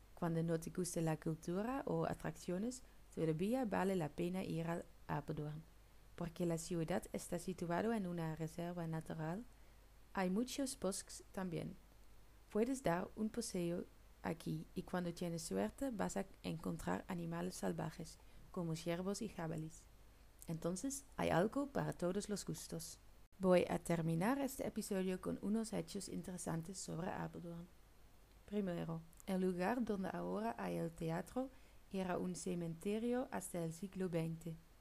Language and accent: Spanish; Netherlands; Spanish is a second language; moved away as an adult; now in Murcia, Spain; soy una chica holandesa